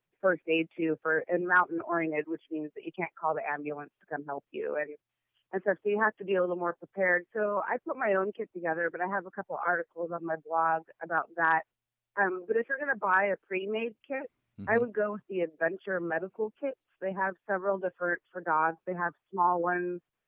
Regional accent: the Northwest, Pacific Northwest, United States; I'm from the Northwest, and even in the summer, our trails are usually wet and muddy

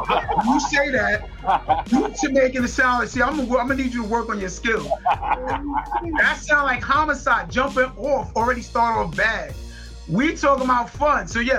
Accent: New York City, New York, United States; also born or lived in Harlem; when we moved to the Bronx after 161, which is right across from Yankee Stadium, I had a fire childhood.

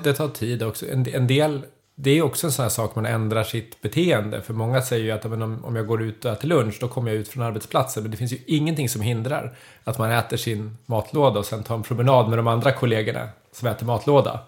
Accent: Södertälje, Stockholm County, Sweden; moved away as an adult; now in Leksand, Sweden; jag är född och uppvuxen i Södertälje så jag har ju flyttat till Leksand

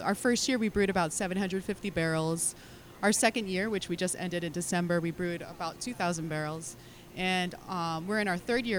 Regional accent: California, United States; also born or lived in Philippines; now in Hawaii, United States; I'm actually born in California. My parents are Filipino, so I was born in California, but I lived in California and the Philippines.

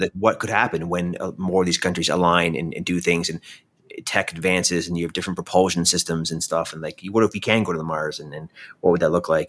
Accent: Canada; I'm Canadian

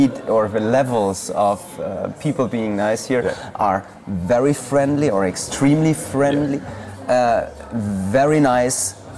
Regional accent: Nuremberg, Bavaria, Germany; I'm from Bavaria. It's a city called Nuremberg.

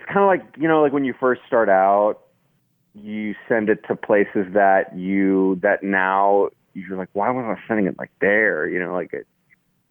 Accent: Austin, Texas, United States; also born or lived in Boston, Massachusetts / Denver, Colorado; now in Edgerton, Wisconsin, United States; And then I grew up in Texas and Austin from then

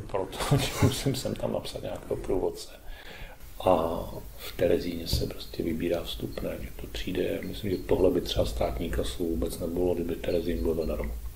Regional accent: Czechia; My jsme přece ti Češi

